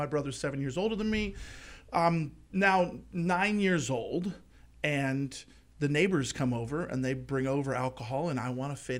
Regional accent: Palos Verdes Peninsula, California, United States; Palos Verdes Peninsula.

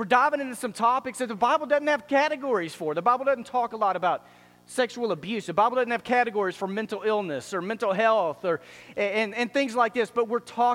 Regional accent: Dallas, Texas, United States; I grew up in Dallas

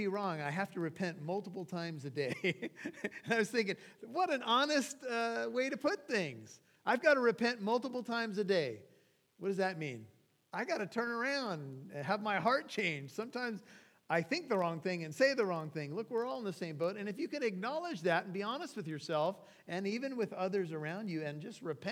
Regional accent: Santa Ana, California, United States; on this particular street where I grew up in Santa Ana.

